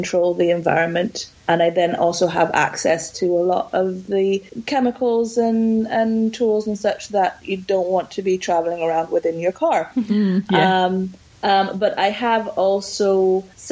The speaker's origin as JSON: {"language": "English", "country": "Barbados", "tie": "born or raised there", "said": "I'm a dual national, but I grew up in Barbados"}